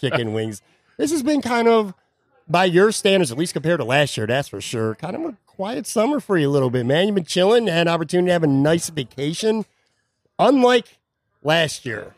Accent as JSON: {"language": "English", "town": "Buffalo", "region": "New York", "country": "United States", "tie": "born or raised there", "moved": "yes", "lives_now": "Florida, United States", "said": "my hometown of Buffalo"}